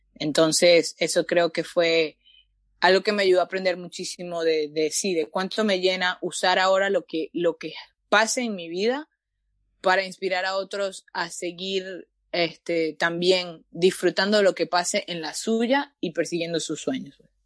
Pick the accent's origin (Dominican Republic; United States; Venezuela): Venezuela; now in Canada; yo soy venezolana